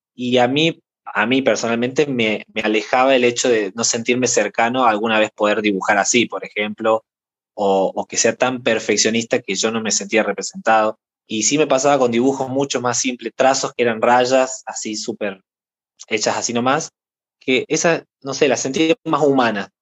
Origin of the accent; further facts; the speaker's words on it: Córdoba, Argentina; soy de Argentina, de la provincia de Córdoba